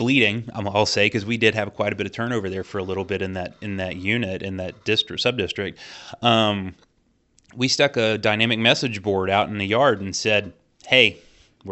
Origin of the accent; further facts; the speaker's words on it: Southern Indiana, United States; I am from a rural community. I'm from Southern Indiana, and, you know, people down here